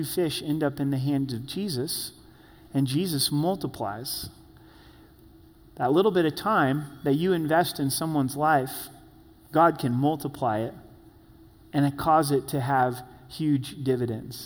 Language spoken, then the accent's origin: English; Grants Pass, Oregon, United States; I was born and raised in Grants Pass, Oregon